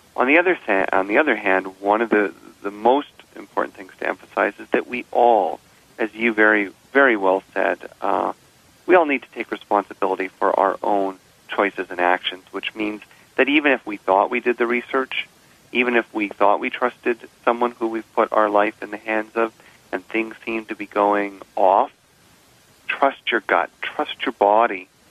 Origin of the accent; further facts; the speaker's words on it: Canada; I'm a Canadian